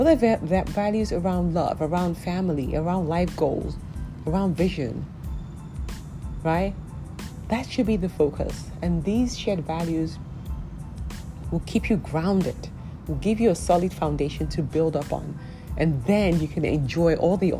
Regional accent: Nigeria; I'm Nigerian

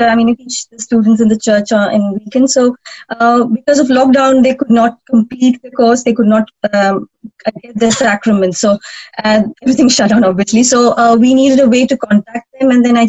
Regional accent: India; moved away as an adult; now in United Kingdom; Oh, well, I'm from India, actually, and I only moved to UK in 2016.

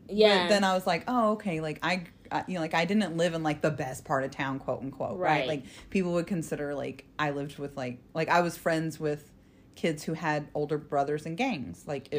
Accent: South Bend, Indiana, United States; also born or lived in Florida; So when I started kindergarten, it was Northern Indiana. I lived in South Bend with that's where my stepdad was when my mom got remarried.

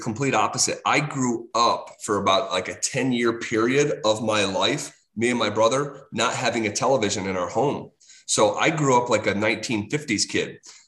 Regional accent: Scotia, New York, United States; moved away as an adult; now in Denver, United States; upstate New York is always going to be home.

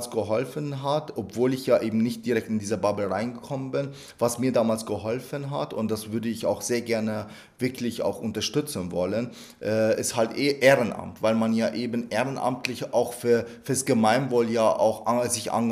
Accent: Bavaria, Germany; Sie wissen ja, dass ich einen Migrationshintergrund habe, ich komme ja aus Niederbayern.

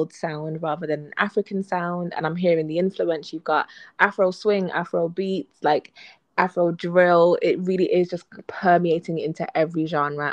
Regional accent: United Kingdom; from two black Brits

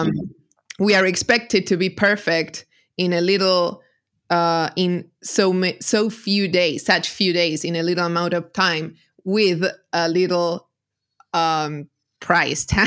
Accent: Argentina; I'm a translator from Argentina.

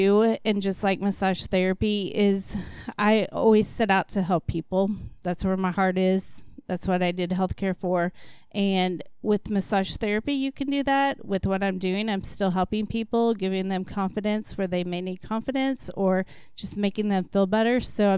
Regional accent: Aurora, Missouri, United States; also born or lived in Joplin; born in Joplin, and my mom's family was all from Aurora. My dad graduated from Mount Vernon, and so that's where we lived at. We moved to Oklahoma for 3 years when my dad went to law school, but c

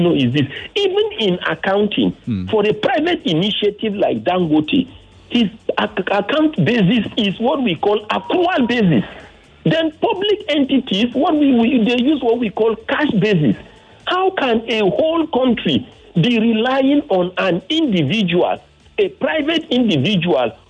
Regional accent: Nigeria; a Nigerian.

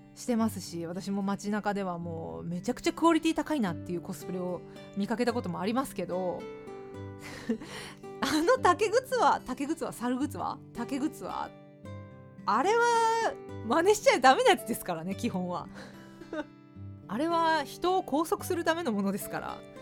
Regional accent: Fukuoka, Japan; now in Tokyo, Japan; 私は福岡県福岡市出身

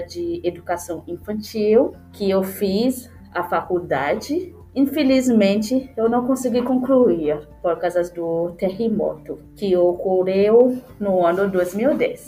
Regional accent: Port-au-Prince, Ouest, Haiti; Portuguese is a second language; moved away as an adult; now in Porto Alegre, Brazil; nasci no Haiti, na cidade de Porto Príncipe. Eu cresci no orfanato

